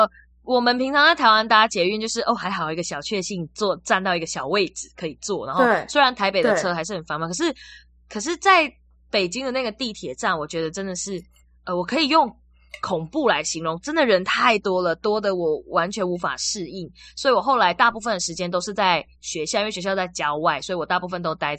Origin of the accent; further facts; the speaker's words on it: Malaysia; accent: Taiwanese; now in Taiwan; 我反而完全讲不出马来西亚口音，就是我真的很纯台湾口音在上课